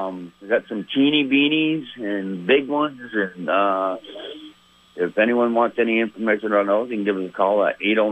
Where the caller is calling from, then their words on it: Milton, Vermont, United States; from Milton.